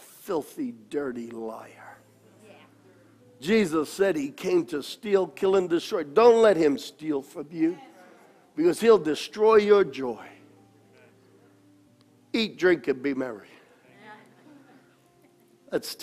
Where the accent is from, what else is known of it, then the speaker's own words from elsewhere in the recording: New York, United States; growing up in New York